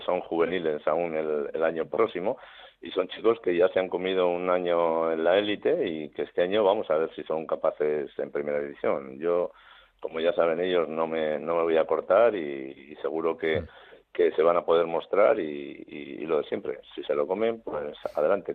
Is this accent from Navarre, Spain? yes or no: yes; Navarre, Spain; somos los, los navarros los asunistas